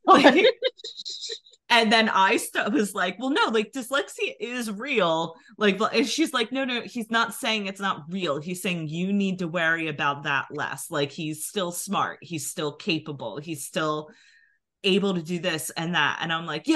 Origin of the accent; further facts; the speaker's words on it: New Jersey, United States; accent: Philadelphia; we're from New Jersey